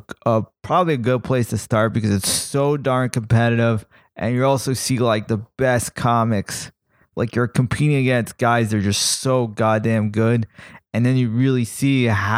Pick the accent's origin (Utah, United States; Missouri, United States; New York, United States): New York, United States; now in Los Angeles, United States; I'm from New York